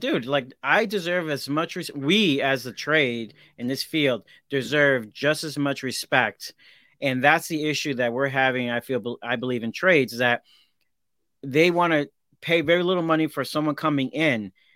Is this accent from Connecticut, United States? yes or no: yes; Hartford, Connecticut, United States; I grew up in Hartford, Connecticut, the ghetto.